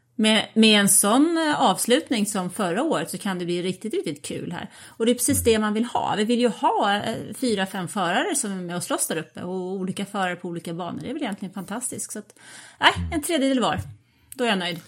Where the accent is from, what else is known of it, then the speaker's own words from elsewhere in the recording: Sweden; jag är ju liksom svensk